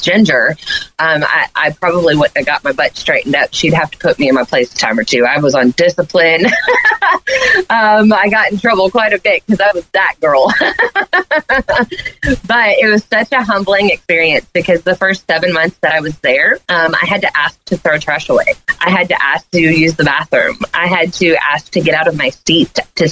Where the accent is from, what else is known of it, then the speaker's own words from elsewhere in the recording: Leslie, Arkansas, United States; also born or lived in Harrison, Arkansas; I was born in Harrison, but I'm from a little community called Leslie. There's like 400 people there